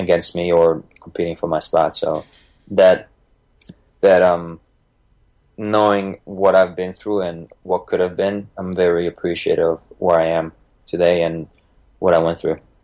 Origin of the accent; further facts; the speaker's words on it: Bosnia & Herzegovina; moved away; I was born in Bosnia, um, ex Yugoslavia, back then in 1987.